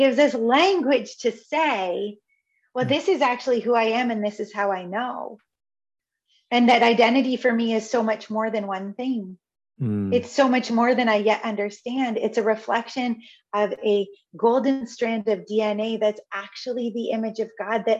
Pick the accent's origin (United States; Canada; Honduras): Canada; I am Canadian. I am a Christian. I am a woman. I am white.